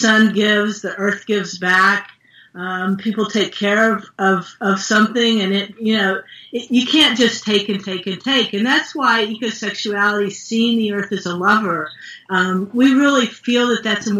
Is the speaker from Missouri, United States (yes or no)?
no; West Virginia, United States; moved away; I'm from West Virginia originally